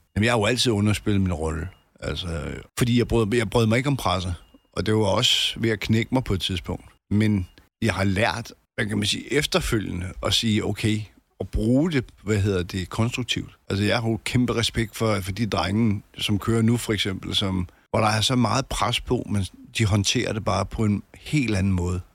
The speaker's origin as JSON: {"language": "Danish", "town": "Albertslund", "region": "Capital Region of Denmark", "country": "Denmark", "also_born_or_lived": "Solrød Strand", "moved": "yes", "said": "jeg, jeg kommer fra Alberslund"}